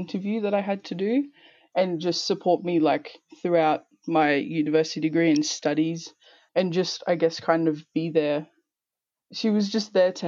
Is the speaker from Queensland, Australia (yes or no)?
yes; Toowoomba, Queensland, Australia; also born or lived in Townsville / Torres Strait Islands; I was born in Townsville and I grew up in Toowoomba from the age of about 5